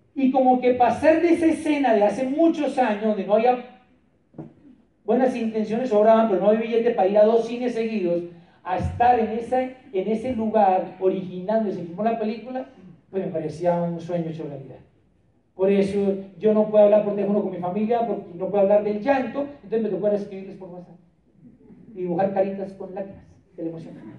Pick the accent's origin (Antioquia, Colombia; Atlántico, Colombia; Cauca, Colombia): Cauca, Colombia; Popayán; nuestro seminario de Popayán, de donde yo soy